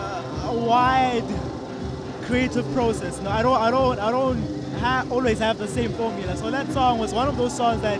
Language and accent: English; Tembisa, Gauteng, South Africa; also born or lived in Alexandra / Olifantsfontein; I've moved a lot, but I've spent the bulk of my years in Tembisa surrounding areas